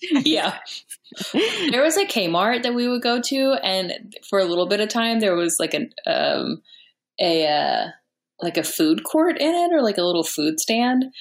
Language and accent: English; Texas, United States; also born or lived in Chicago; now in Los Angeles, United States; I'm from Texas, but I lived in Chicago for a little while